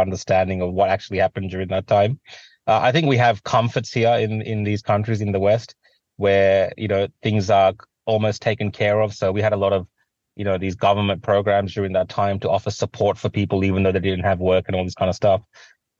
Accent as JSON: {"language": "English", "country": "Australia", "tie": "born or raised there", "said": "I've always been privileged to grow up in a country like Australia"}